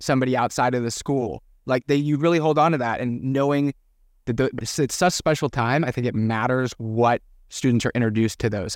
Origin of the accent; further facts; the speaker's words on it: Ventura County, California, United States; growing up in Ventura County